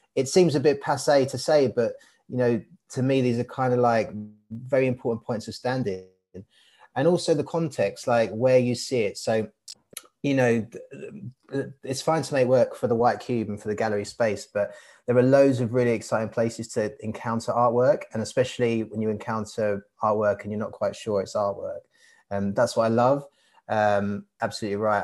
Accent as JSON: {"language": "English", "area": "Hainault", "region": "London", "country": "United Kingdom", "tie": "born or raised there", "also_born_or_lived": "Barking / Walthamstow", "said": "I was born in Barking and I grew up in Hainault um, area. I currently live in Walthamstow"}